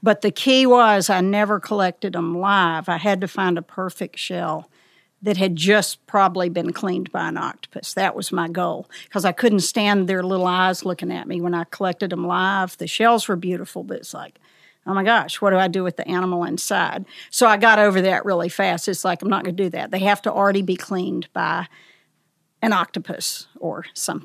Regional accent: the South, United States; also born or lived in Elkmont, Tennessee; As a child in the South

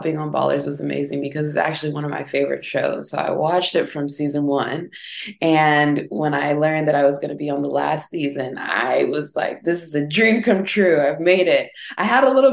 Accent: St. Louis, Missouri, United States; moved away as an adult; I'm from St. Louis, Missouri, right? So it's a city, but it's not the biggest city in the world. And I had to get out

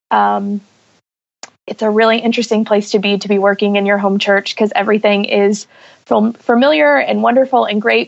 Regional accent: Huntsville, Alabama, United States; born or raised there

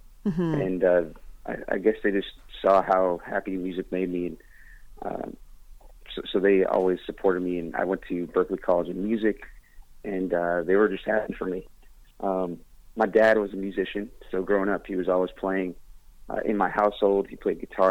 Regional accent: Boston, Massachusetts, United States; moved away; I'm back here in Boston right now. I flew in yesterday to play my homecoming show

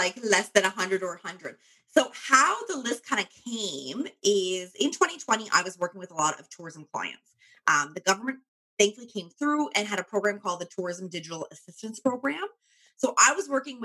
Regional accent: Cape Breton, Nova Scotia, Canada; now in Halifax, Canada; I'm from Cape Breton

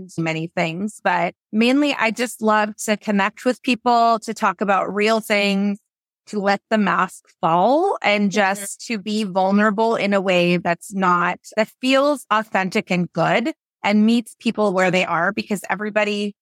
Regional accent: Washington, United States; I am born and raised in Washington State

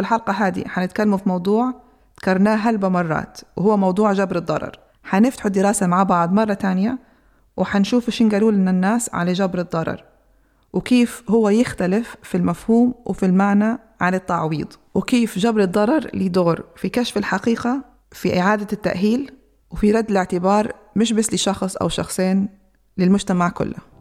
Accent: Libya; لينا كليبيين

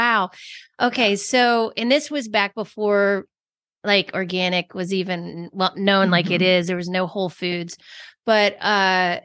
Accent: Georgia, United States; I'm from Georgia

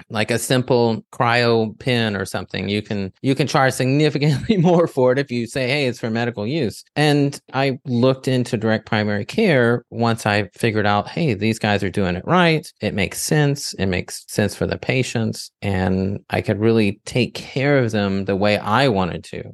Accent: the South, United States; I grew up in the in the South where you eat mostly foods that are bland

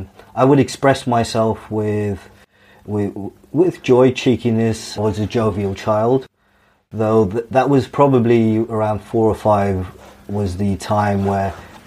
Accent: Dubai, United Arab Emirates; Yeah, so my life growing up in Dubai was very free. My mum was quite free with myself. I went to a British school.

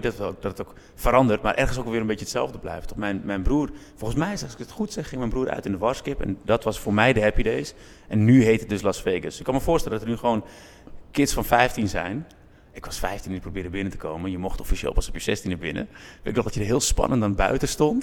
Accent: Zaanstad, North Holland, Netherlands; ik ben in Kogenzaan en in de Westerwatering opgegroeid. Ik moet eerlijk bekennen dat ik geen geboren zaankanter ben, maar wel een getogen zaankanter.

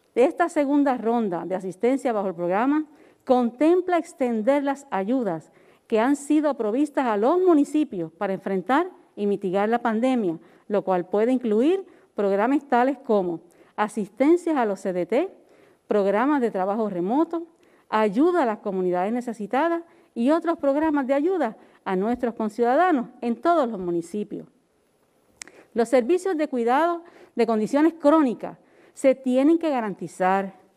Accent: Puerto Rico; Los puertorriqueños hemos sido resilientes

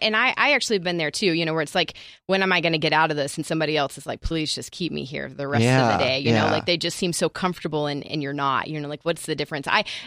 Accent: Nashville, Tennessee, United States; moved away; So I come from Nashville. I moved out here from Nashville

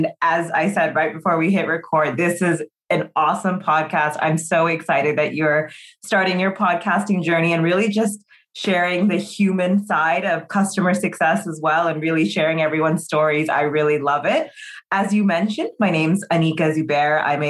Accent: Orange County, California, United States; accent: California; moved away as an adult; now in London, United Kingdom; The California accent has still hung on, even though it's 10 years abroad. I am born and bred in Orange County, California

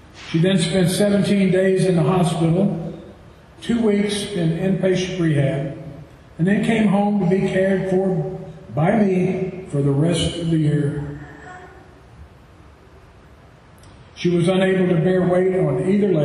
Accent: Tennessee, United States; if you can't tell from my accent, I'm from Tennessee

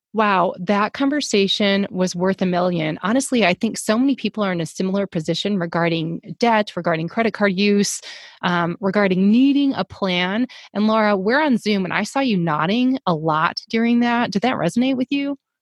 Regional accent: the South, United States; I'm from the South

